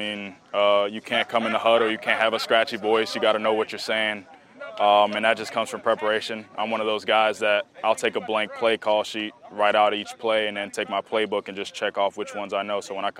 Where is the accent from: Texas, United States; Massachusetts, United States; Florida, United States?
Florida, United States; we're both from South Florida and we've been throwing together since COVID.